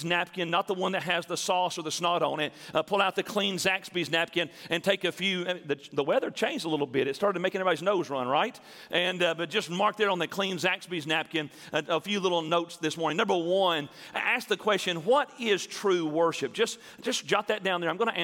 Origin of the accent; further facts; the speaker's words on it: Milan, Tennessee, United States; growing up in Milan, Tennessee, which is a little small town north of Jackson